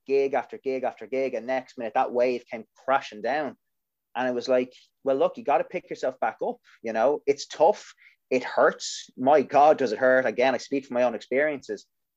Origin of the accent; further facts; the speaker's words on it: Ireland; We as Irish people